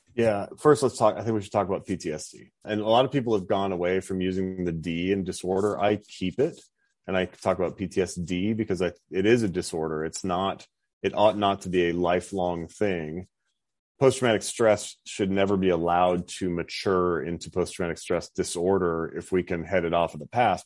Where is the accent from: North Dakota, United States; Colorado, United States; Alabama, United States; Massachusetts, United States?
North Dakota, United States; moved away as an adult; I grew up in North Dakota